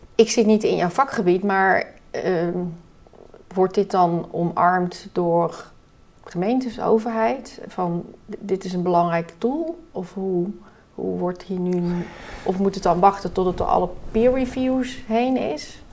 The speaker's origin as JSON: {"language": "Dutch", "country": "Netherlands", "said": "wij als Nederlanders"}